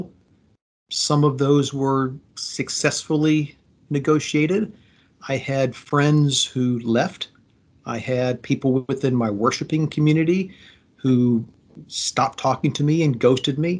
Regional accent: Fredericksburg, Virginia, United States; I was born in Fredericksburg, Virginia in 1966

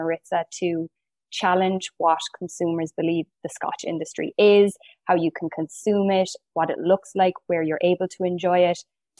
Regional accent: Ireland; moved away as an adult; now in Canada; It's an Irish name, so kind of like Eva, but with an F. As you can tell from the accent and from the name, I'm not from Canada. I moved to Canada probably just over 3 years ago now.

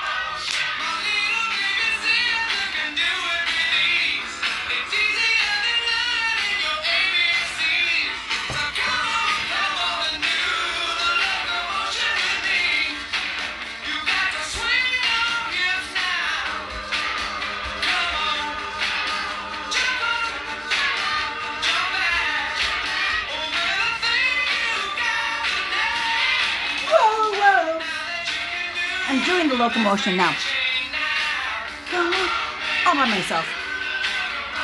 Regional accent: Michigan, United States; I'm from Michigan

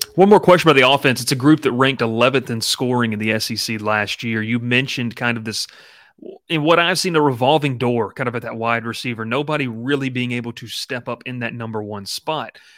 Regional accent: Columbus, Georgia, United States; I grew up in Columbus, Georgia, you know, thirty minutes from Auburn

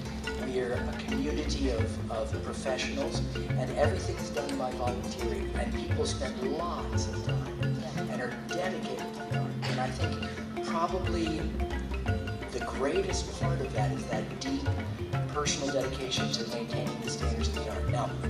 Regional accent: United States; moved away as an adult; now in United Kingdom; I think I'm an American originally.

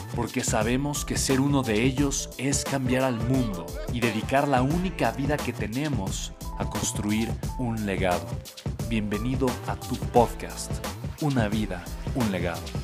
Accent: Mexico City, Mexico; Nací en la Ciudad de México

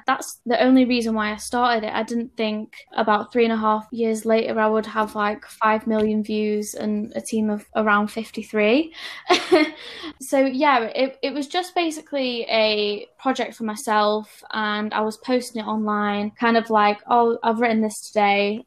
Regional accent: Stoke-on-Trent, West Midlands, United Kingdom; moved away; I'm from Stoke on Trent originally

